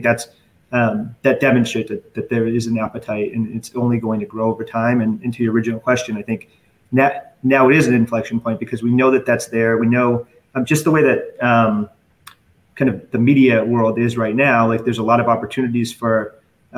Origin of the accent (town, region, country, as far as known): Boston, Massachusetts, United States